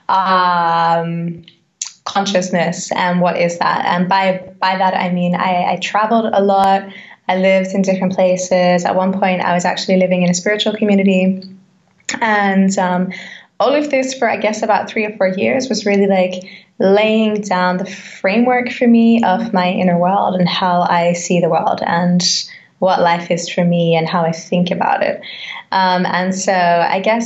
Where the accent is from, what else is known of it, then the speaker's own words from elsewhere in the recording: Australia; now in Germany; an Australian singer-songwriter, yogi, and I would say mindfulness practitioner, living in Germany